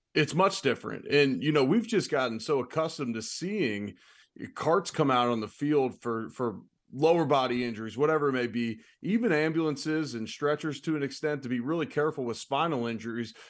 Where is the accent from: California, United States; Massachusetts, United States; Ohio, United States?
Ohio, United States; Cincinnati; moved away; I'm originally from Cincinnati.